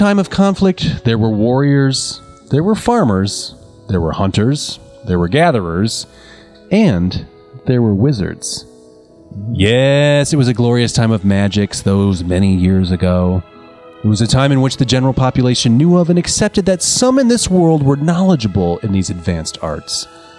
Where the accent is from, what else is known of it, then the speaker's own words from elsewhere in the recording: United States; I thought I would do a little cross-culture exchange and share some of the stories that I grew up with in the United States of America.